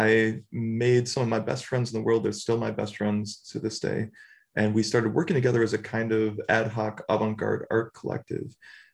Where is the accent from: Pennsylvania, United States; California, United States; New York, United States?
New York, United States; Buffalo; moved away as an adult; I come from Buffalo, New York, family of steelworkers